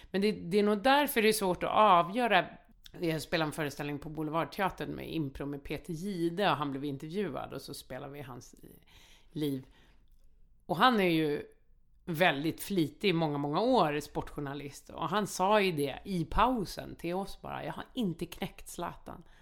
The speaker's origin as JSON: {"language": "Swedish", "town": "Malmö", "region": "Skåne", "country": "Sweden", "tie": "born or raised there", "said": "Så är det där jag växte upp i Rosengård."}